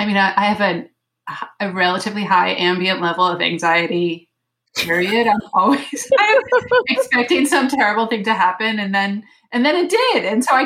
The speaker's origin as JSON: {"language": "English", "town": "Miami", "region": "Florida", "country": "United States", "moved": "yes", "lives_now": "Paris, France", "said": "I am from Miami itself, even."}